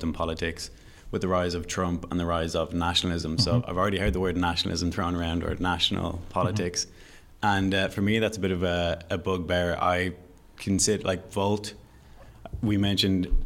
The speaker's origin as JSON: {"language": "English", "town": "Dublin", "region": "Leinster", "country": "Ireland", "tie": "born or raised there", "said": "I'm from Dublin. Mm-hmm. I've grown up in Dublin"}